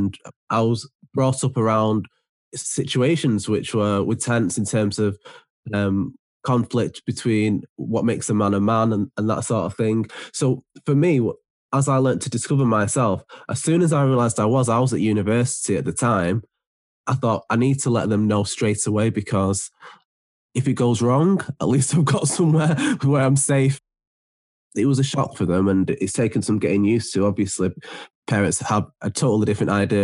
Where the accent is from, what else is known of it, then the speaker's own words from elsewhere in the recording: Manchester, North West England, United Kingdom; I am from Manchester.